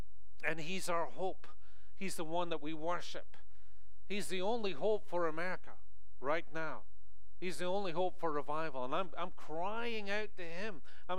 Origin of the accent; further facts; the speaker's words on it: Scotland, United Kingdom; moved away as an adult; now in United States; especially as a Scotsman coming into this country, and I've been here for over 13 years now, you know, I go back home, people think I'm American. They do. They think I've lost my accent so much.